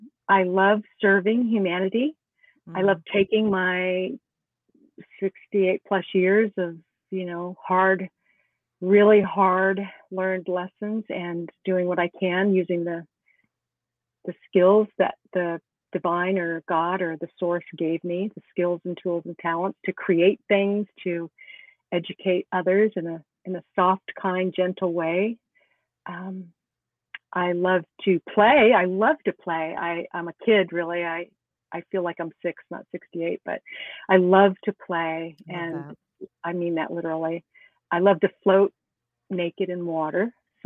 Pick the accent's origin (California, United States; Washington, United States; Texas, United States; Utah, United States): California, United States; Los Angeles; moved away as an adult; also born or lived in Canton, Connecticut / New York City; I was born and raised in California. LA, the city of angels, at the Queen of Angels Hospital.